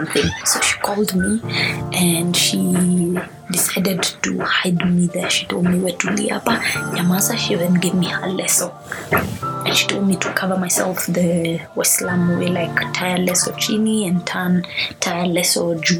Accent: Kenya; I'm a Kenyan

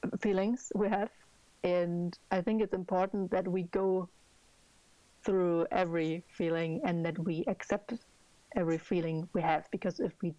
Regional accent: Germany; I'm from Germany

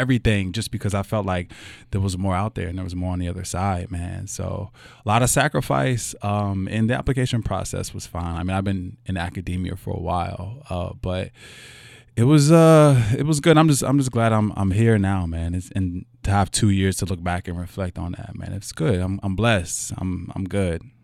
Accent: Louisville, Kentucky, United States; I was born here in Louisville, Kentucky, in, uh, in the West End. Um, my mother still lives there

